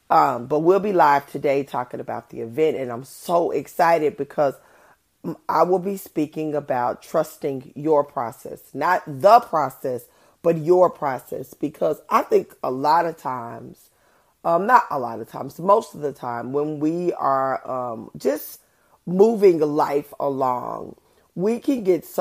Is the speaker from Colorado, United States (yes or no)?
no; Oklahoma City, Oklahoma, United States; I am speaking on my home court. I am from Oklahoma City, Oklahoma.